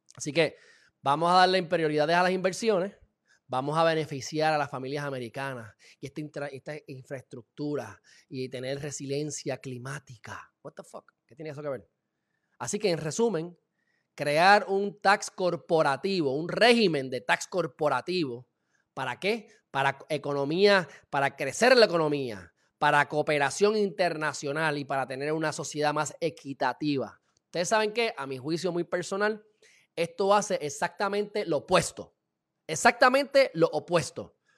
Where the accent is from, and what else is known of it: Puerto Rico